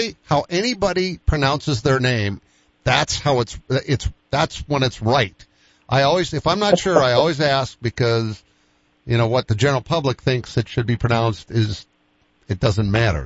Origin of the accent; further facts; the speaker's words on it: Midwest, United States; I'm a Midwesterner right down to the heart